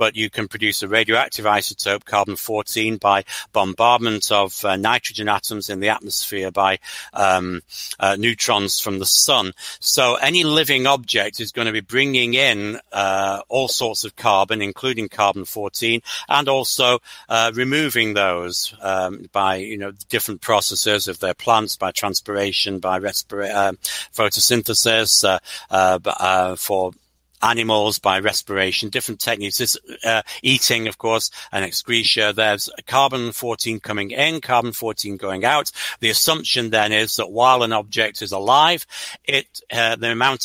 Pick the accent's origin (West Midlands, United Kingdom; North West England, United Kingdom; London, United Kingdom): North West England, United Kingdom; Stalybridge; now in United States; I'm actually from a small town called Staley Bridge, about 8 miles east of Manchester. But Manchester's the nearest big place that you've heard of to where I was brought up.